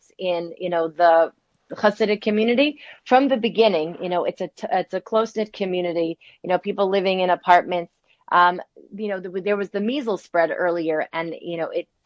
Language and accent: English; New Jersey, United States; also born or lived in New York City; I grew up in New Jersey, in the suburbs of New Jersey